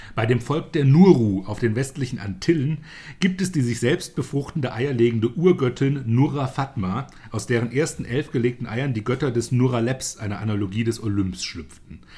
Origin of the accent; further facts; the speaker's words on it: Germany; bei uns in Deutschland